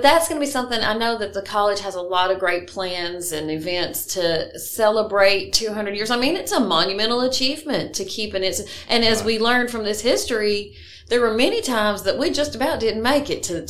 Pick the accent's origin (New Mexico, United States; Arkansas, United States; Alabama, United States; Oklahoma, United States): Alabama, United States; Athens; who was my neighbor growing up in North Athens